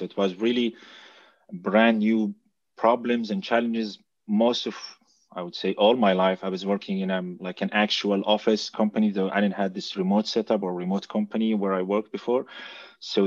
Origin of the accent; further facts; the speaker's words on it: Jordan; moved away as an adult; now in Germany; I'm originally from Jordan. I started as a software engineer in Jordan. And 4 years ago, I moved to Germany